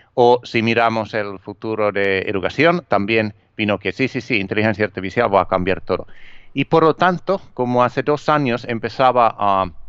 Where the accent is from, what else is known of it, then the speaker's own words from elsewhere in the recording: Finland; Spanish is a second language; also born or lived in Miami; now in Spain; originalmente soy de Finlandia y llevo, eh, viviendo aquí en, España, donde vivo ahora, a ver, como 18 años.